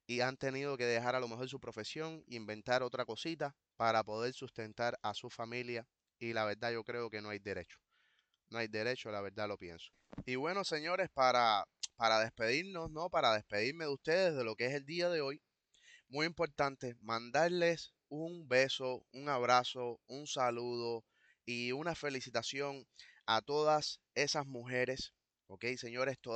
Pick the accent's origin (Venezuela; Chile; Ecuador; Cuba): Cuba; somos cubanos pidiendo no más patria o muerte, sino patria y vida